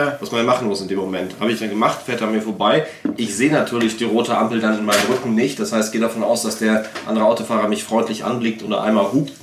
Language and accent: German; Germany; wir sind halt Deutsche